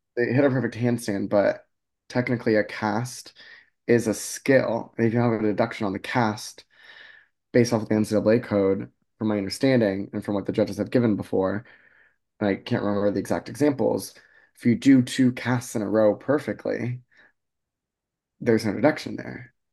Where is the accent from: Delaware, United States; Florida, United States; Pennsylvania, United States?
Florida, United States; I was raised in Florida.